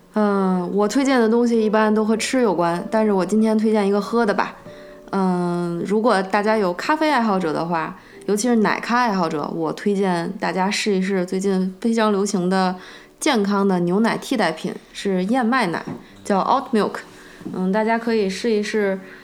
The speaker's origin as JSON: {"language": "Chinese", "country": "China", "moved": "yes", "said": "即使连我们中国人也不一定了解，完完全全了解我们中国的饮食文化"}